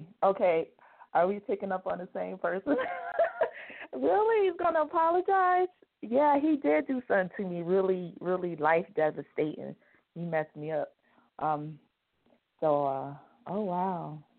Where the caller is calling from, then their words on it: New Mexico, United States; I'm calling from New Mexico.